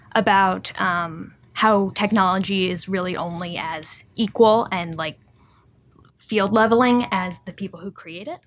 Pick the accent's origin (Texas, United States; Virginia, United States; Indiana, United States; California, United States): Indiana, United States; South Bend; moved away; I'm actually from South Bend, born and raised